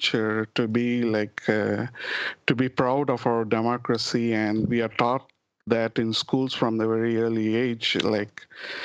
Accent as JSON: {"language": "English", "country": "India", "moved": "yes", "lives_now": "United States", "said": "we are more considering to be Indian"}